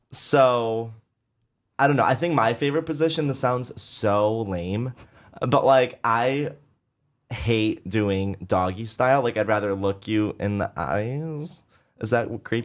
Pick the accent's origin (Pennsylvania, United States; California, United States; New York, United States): New York, United States; Syracuse; moved away as an adult; now in New York, United States; I grew up in Syracuse